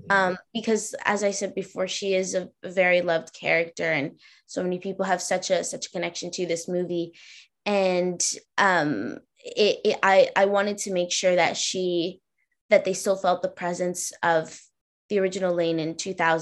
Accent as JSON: {"language": "English", "town": "Boston", "region": "Massachusetts", "country": "United States", "tie": "born there", "also_born_or_lived": "New York", "said": "I was born in Boston, right? So I definitely had snow days."}